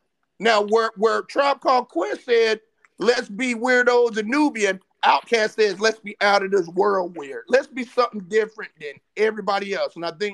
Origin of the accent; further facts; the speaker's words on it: Germany; But when I grew up in Germany, white people were wearing … … hats.